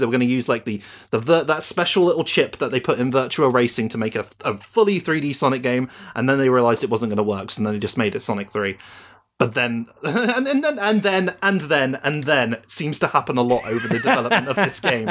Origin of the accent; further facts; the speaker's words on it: United Kingdom; I'm British